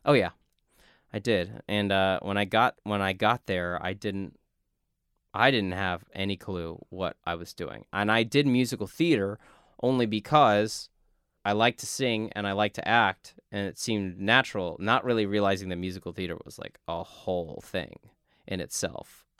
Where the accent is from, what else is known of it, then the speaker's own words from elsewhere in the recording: South Texas, United States; as a kid growing up in South Texas